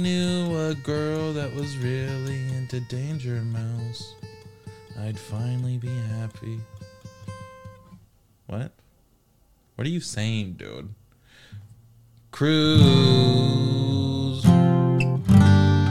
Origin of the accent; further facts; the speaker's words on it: United Kingdom; Cancelled with 2 L's because I'm British